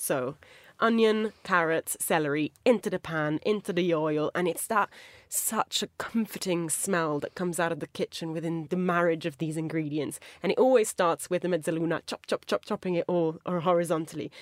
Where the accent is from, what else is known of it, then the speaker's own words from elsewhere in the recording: Italy; moved away; As, like, an Italian speaker, I've headed back to my home country quite a few times